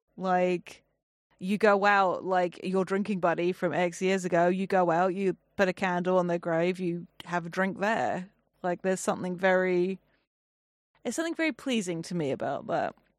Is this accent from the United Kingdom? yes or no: yes; England, United Kingdom; I'm English